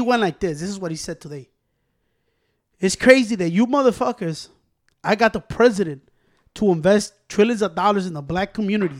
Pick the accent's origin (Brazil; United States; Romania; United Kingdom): United States; I was born in the United States of America